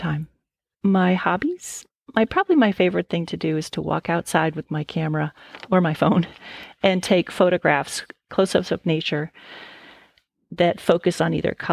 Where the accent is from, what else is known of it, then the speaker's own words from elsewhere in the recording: New Jersey, United States; moved away as an adult; also born or lived in Minnesota / Chicago; now in Cincinnati, United States; I grew up in New Jersey